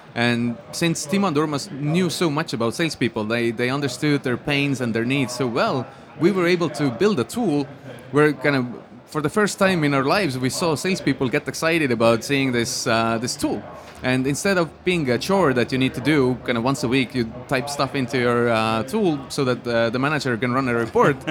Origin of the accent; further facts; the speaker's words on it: Estonia; I grew up in Estonia in a really small town.